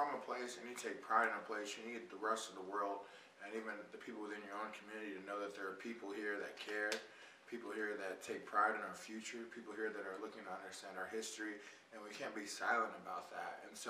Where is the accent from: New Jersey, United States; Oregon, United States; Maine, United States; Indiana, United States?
Indiana, United States; Indianapolis; I grew up in the Castleton area